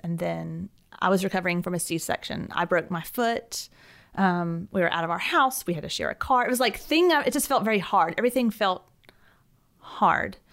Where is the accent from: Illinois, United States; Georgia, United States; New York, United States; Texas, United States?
Georgia, United States; Alpharetta; moved away as an adult; also born or lived in Atlanta, Georgia; now in Birmingham, United States; I grew up in a, a town just north of Atlanta called Alpharetta, and I, um, lived there my whole life.